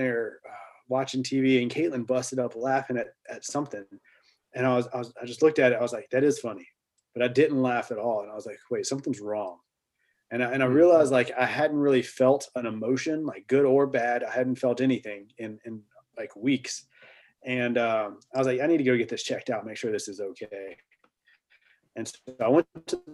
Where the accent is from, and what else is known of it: the South, United States